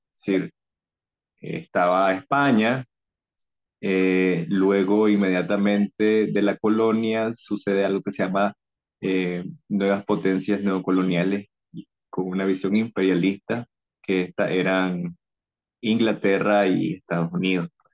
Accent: Nicaragua; born or raised there

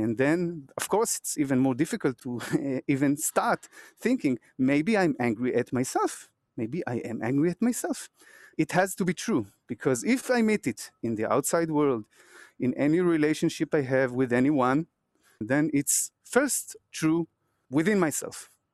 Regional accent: Israel; I'm from Israel

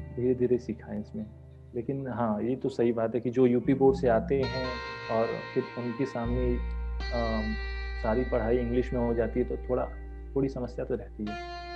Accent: Varanasi, Uttar Pradesh, India; moved away as an adult; also born or lived in Guwahati / Kanpur; मैं यही वाराणसी का ही जन्मा हुआ हूँ और मेरा पूरा परिवार भी यहीं बनारस का ही रहने वाला है मेरी स्कूलिंग यहीं घर के पास में एक स्कूल है

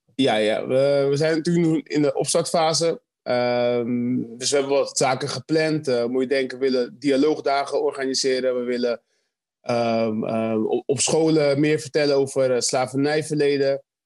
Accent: Rotterdam, South Holland, Netherlands; als echte Rotterdammers

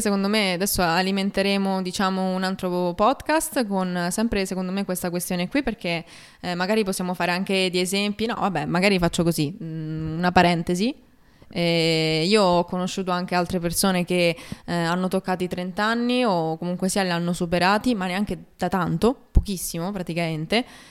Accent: Rome, Lazio, Italy; Di Roma.

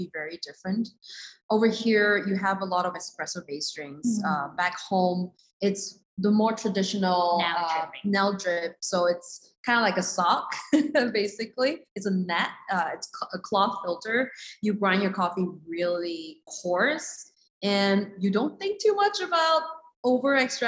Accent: Malaysia; now in New York City, United States; We're from Malaysia.

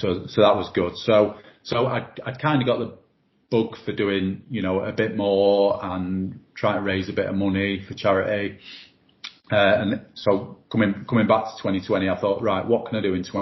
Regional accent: Doncaster, Yorkshire and the Humber, United Kingdom; born or raised there

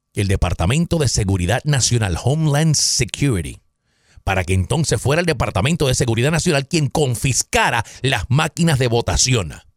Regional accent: Caguas, Puerto Rico; en mi pueblo, yo soy de Caguas, Puerto Rico, un pueblito en el centro de la isla

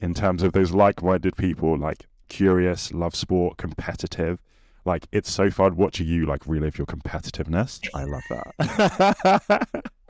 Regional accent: England, United Kingdom; our competitive nature as English people

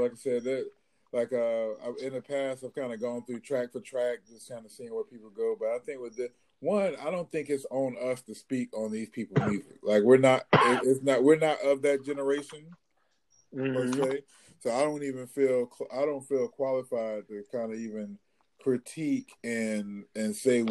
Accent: Wilmington, North Carolina, United States; I actually grew up right down the street from him

